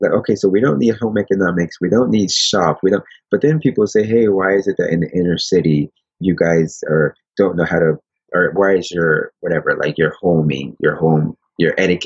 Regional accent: Paterson, New Jersey, United States; moved away as an adult; now in Japan; growing up in Patterson and inner city

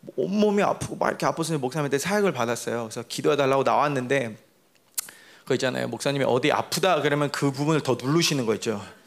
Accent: Paraguay; 나는 그냥 파라과에서 자라서

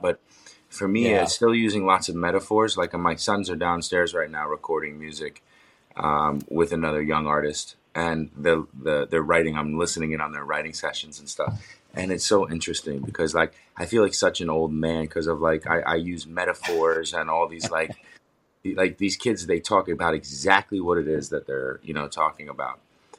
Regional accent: New York, United States; now in New Jersey, United States; even though I'm from New York and we live in New York, in New Jersey.

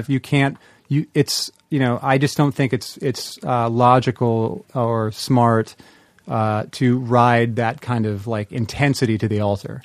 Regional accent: the Northwest, Pacific Northwest, United States; moved away as an adult; I'm from the Northwest. I've lived, I lived there my entire life

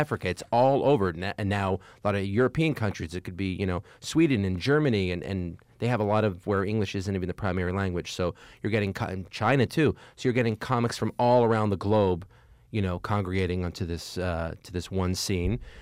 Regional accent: Montreal, Quebec, Canada; moved away as an adult; also born or lived in New York; I happen to have been born and raised in Montreal. That's where I'm from.

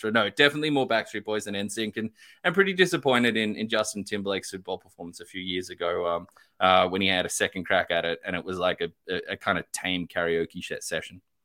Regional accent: Australia; I'm Australian

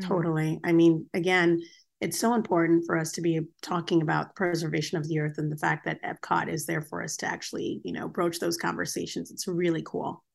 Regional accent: Japan; moved away; I grew up in Japan

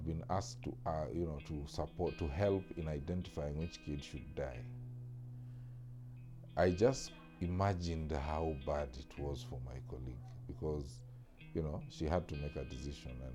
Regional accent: Western Kenya, Kenya; growing up in Western Kenya

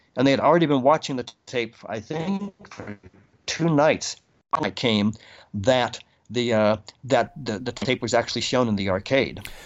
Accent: Boston, Massachusetts, United States; I'm from Boston

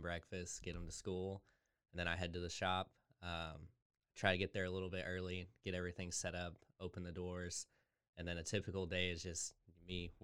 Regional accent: Waco, Texas, United States; also born or lived in Colorado; we've lived all over Texas, but we've been in Waco the longest

